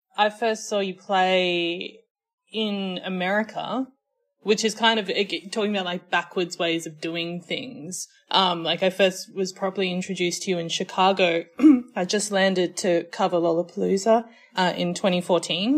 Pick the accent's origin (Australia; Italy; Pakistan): Australia; accent: Australian